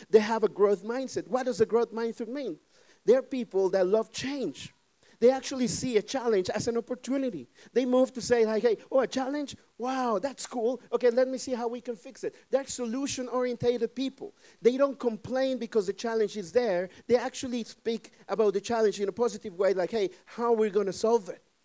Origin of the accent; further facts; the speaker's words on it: Mexico; English is a second language; now in Netherlands; I'm, I'm from Mexico. I, I always say it. I'm from Mexico